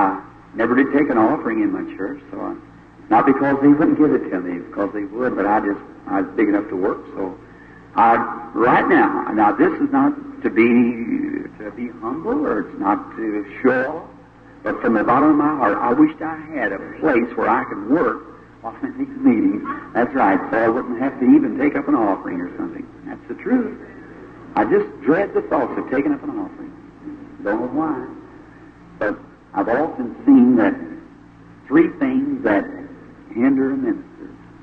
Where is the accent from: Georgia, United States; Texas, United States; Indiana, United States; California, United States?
Indiana, United States; Jeffersonville; my hometown in Jeffersonville